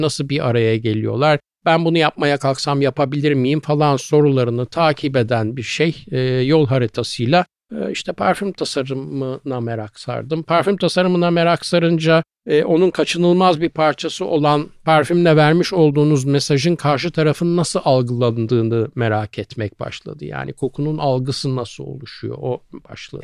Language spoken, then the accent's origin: Turkish; Istanbul, Turkey; also born or lived in Büyükdere, Sarıyer / Kadıköy; Arnavutköy'de çok küçük yani böyle hakikaten 3-4 yaşların falan herhalde oralardaydı.